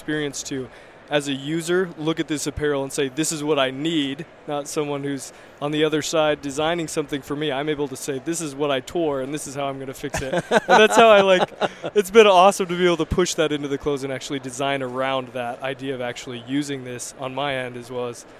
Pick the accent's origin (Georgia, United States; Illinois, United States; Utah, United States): Utah, United States; St. George; I grew up in St. George, Southern Utah, where there's a lot of California quail